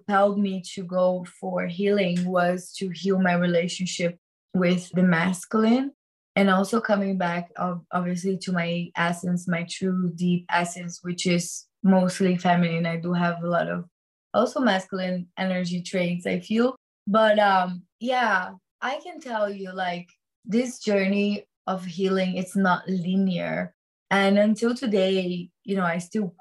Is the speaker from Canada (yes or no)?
no; Rio de Janeiro, Brazil; moved away; also born or lived in New York / Bali; I'm from Rio de Janeiro